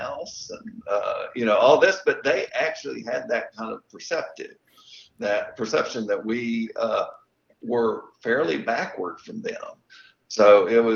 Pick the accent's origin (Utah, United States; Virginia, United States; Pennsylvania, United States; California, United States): Virginia, United States; Bristol; moved away as an adult; also born or lived in Charlotte, North Carolina / Sedona, Arizona / Williamsburg, Virginia; now in Abingdon, United States; I grew up in Bristol and went to John